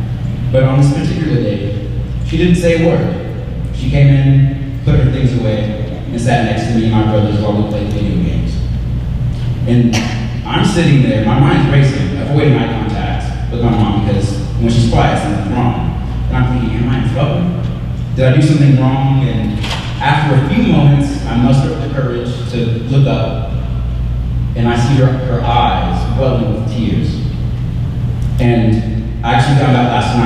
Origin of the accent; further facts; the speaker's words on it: Texarkana, Arkansas, United States; moved away as an adult; growing up in Texarkana